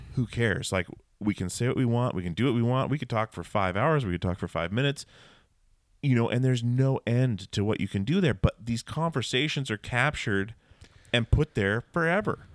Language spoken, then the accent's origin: English; Alaska, United States; growing up in Alaska